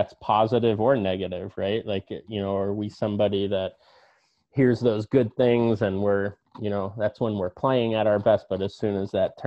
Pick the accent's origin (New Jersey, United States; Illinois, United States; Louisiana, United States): New Jersey, United States; I grew up in New Jersey